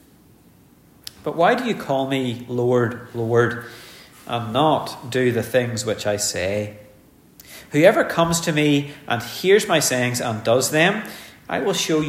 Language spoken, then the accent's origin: English; Ulster, Northern Ireland, United Kingdom; born an Ulsterman